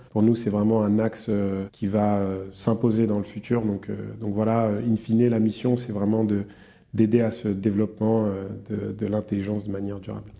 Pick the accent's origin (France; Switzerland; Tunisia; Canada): France; Yvelines, near Mantes-la-Jolie, Île-de-France; je viens des, Yvelines, dans le, 78, près de Mantes-la-Jolie.